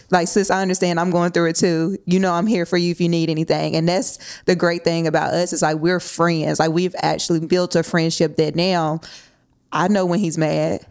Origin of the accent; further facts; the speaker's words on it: Nashville, Tennessee, United States; I'm born and raised in Nashville